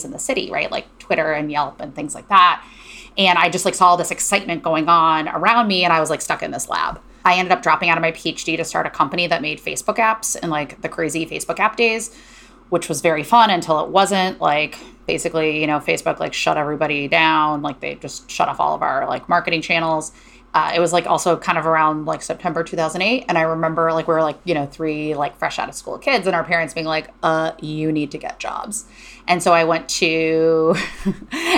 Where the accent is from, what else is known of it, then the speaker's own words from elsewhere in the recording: Cleveland, Ohio, United States; moved away as an adult; also born or lived in Berkeley, California; I grew up in Cleveland, Ohio.